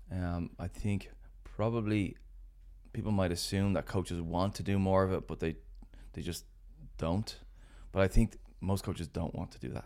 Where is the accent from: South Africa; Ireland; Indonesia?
Ireland; as Irish people